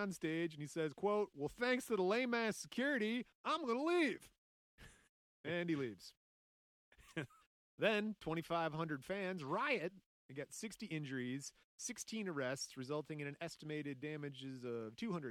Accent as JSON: {"language": "English", "town": "Lafayette", "region": "Indiana", "country": "United States", "tie": "born or raised there", "said": "That's how I was raised in Lafayette, Indiana."}